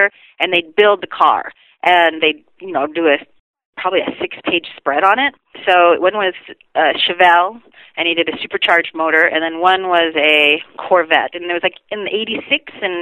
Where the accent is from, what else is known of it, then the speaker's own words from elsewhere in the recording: Renton, Washington, United States; I was born in Renton, Washington, and my father was a hobbyist drag racer